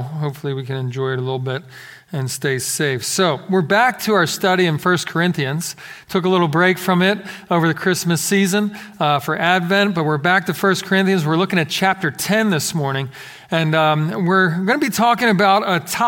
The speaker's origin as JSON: {"language": "English", "town": "Philadelphia", "region": "Pennsylvania", "country": "United States", "tie": "born or raised there", "moved": "yes", "said": "Growing up in Philadelphia, we got lots of crazy snow"}